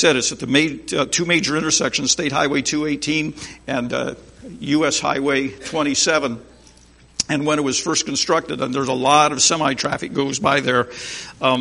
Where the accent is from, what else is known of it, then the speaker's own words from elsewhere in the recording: Berne, Indiana, United States; I am from Bern, Indiana